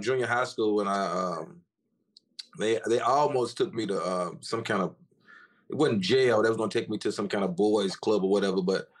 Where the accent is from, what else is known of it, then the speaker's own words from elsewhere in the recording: Memphis, Tennessee, United States; growing up in North Memphis in the hood